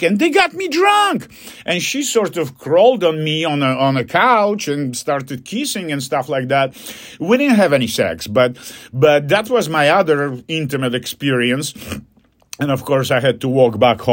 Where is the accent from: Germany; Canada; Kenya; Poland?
Poland; English is a second language; moved away